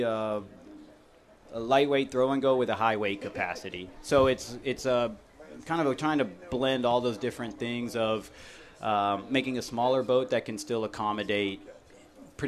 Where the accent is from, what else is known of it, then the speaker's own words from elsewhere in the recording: Atlanta, Georgia, United States; also born or lived in north of Toronto, Canada / Coastal Carolina; we moved from Canada to start a business in Atlanta. So I grew up around rotomolding